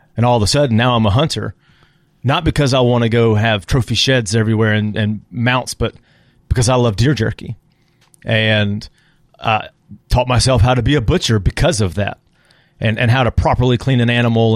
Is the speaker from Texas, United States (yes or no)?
yes; San Antonio, Texas, United States; moved away as an adult; now in Auburn, United States; growing up in San Antonio